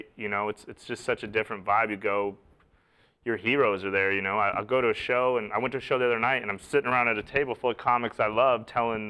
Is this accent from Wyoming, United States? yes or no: yes; Wyoming, United States; now in Los Angeles, United States; I'm like kid from Wyoming